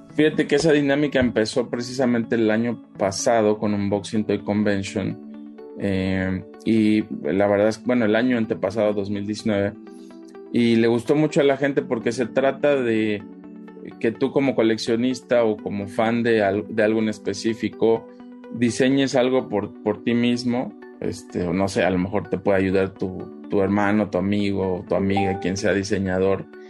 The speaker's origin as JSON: {"language": "Spanish", "country": "Mexico", "said": "como mexicanos"}